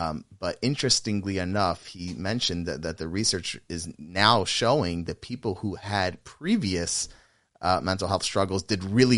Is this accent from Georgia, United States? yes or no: yes; Atlanta, Georgia, United States; The same because I'm from Atlanta and I don't say Atlanta anymore.